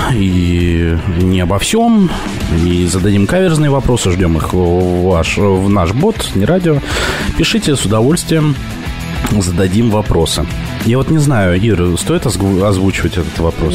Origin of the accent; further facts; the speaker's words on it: Petropavlovsk-Kamchatsky, Kamchatka Krai, Russia; now in Moscow, Russia; я говорил с Петропавловска-Камчатского